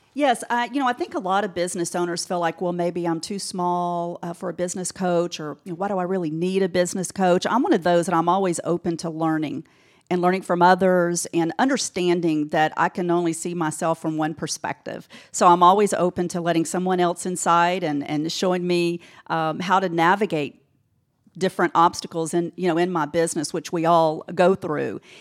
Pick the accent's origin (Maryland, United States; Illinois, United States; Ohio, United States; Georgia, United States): Georgia, United States; Decatur; also born or lived in Alpharetta, Georgia / Gwinnett County, Georgia; growing up in Decatur